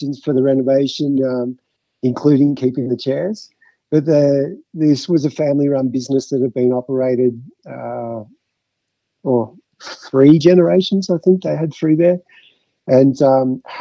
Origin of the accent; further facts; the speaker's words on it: Mount Beauty, Victoria, Australia; also born or lived in Fitzroy, Melbourne / Croydon, Melbourne; now in Falls Creek, Australia; growing up in Mount Beauty and going to high school in Mount Beauty